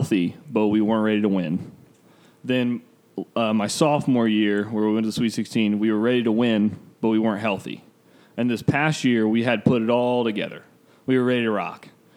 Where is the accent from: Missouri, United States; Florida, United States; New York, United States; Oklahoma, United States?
Florida, United States; Orlando; moved away; we're both from Orlando